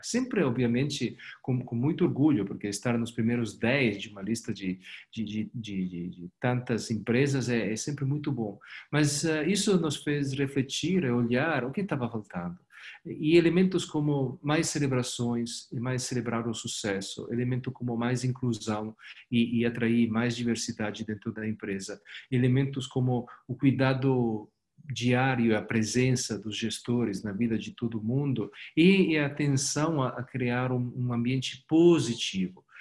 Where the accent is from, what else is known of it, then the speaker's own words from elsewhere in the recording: Italy; Portuguese is a second language; moved away as an adult; now in Brazil; Eu, como você escuta do meu sotaque, eu não sou ah, daqui. Eu vivo aqui faz 10 anos, mas sou italiano, sou europeu